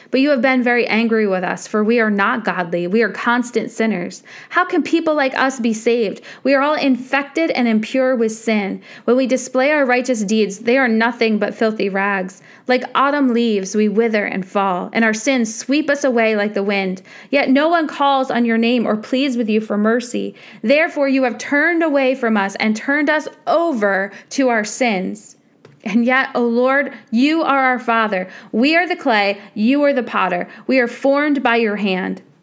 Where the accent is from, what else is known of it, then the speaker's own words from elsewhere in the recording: United States; as American Christians